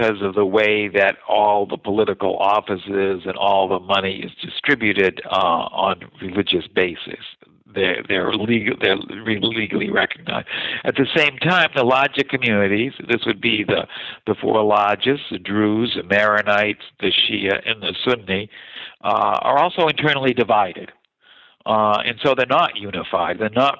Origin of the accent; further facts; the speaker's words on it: United States; moved away; as American